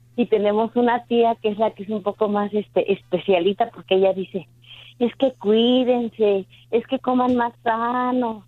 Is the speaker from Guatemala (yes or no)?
no; Pachuca, Hidalgo, Mexico; soy de Pachuca